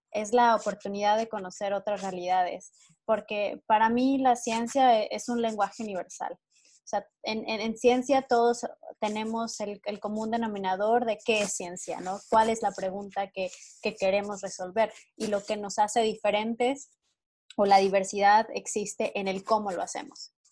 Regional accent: Mexico; algo que creo que como mexicanos nosotros aportamos a nuestros laboratorios donde trabajamos y es el ingenio mexicano.

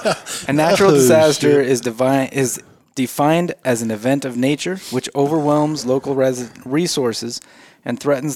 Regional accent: St. Anthony, Idaho, United States; I grew up in St. Anthony

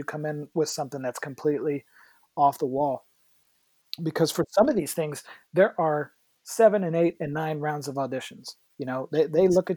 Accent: West Virginia, United States; moved away; I'm from West Virginia.

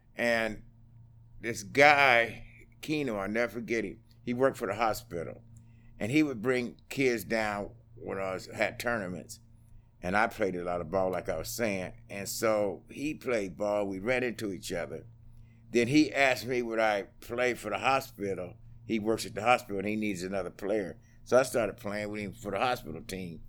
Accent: Utah, United States; also born or lived in Oklahoma; I grew up in Utah, stayed there, went to, uh, junior high, high school

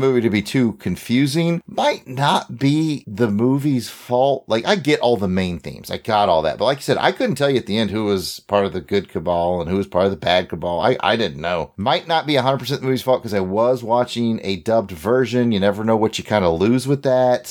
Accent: United States; I'm an American

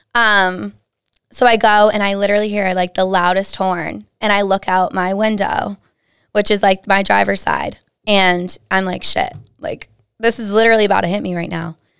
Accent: Dudley, Massachusetts, United States; originally I'm from Dudley, Mass. Super small town, Central Mass-ish. Um, went to a super small high school

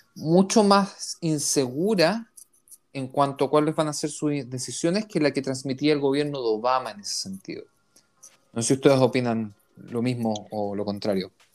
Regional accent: Chile; now in Israel; que vengo de Chile

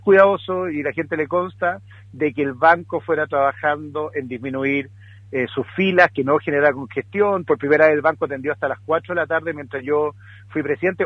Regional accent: Puerto Montt, Los Lagos, Chile; Mira, yo soy de Puerto Montt, entonces soy de Puerto Montt

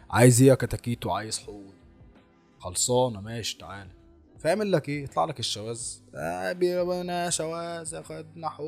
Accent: Egypt; ولكن اصلهم او اصلنا احنا كمصريين احنا مش اصلنا افريقي ولا سود انت لا بص انت حفيد الفراعنه انت حفيد المصريين القدماء

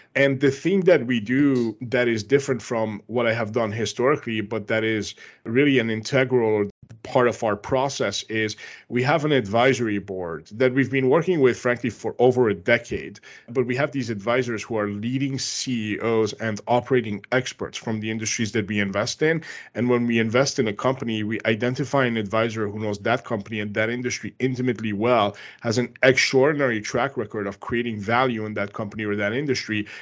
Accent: Canada; I'm Canadian

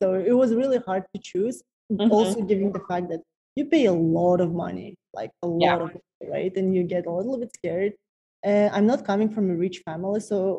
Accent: Kazakhstan; moved away as an adult; now in Toronto, Canada; So I'm originally from Kazakhstan, from the very small city called Raskazgan. It's Central Asia. Central Kazakhstan. Mm-hmm. Population of the city where I'm from is like less than 100,000 people.

